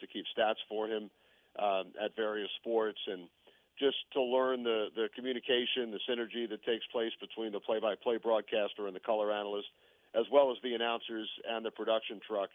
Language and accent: English; New York, United States; growing up in New York